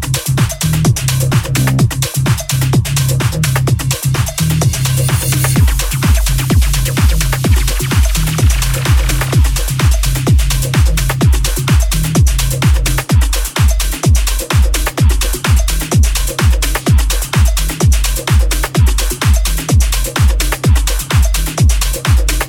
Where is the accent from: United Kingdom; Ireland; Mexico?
United Kingdom; London; moved away as an adult; now in Kent, United Kingdom; my hometown forever, London